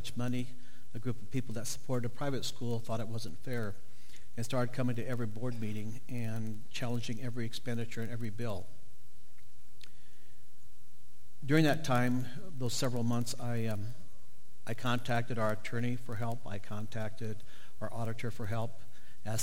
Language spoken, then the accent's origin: English; Northeast Nebraska, United States; I grew up in Northeast Nebraska on a farm